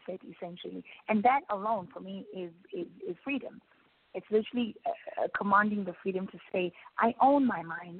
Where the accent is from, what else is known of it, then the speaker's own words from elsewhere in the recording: South Africa; particularly in South Africa, we were given freedom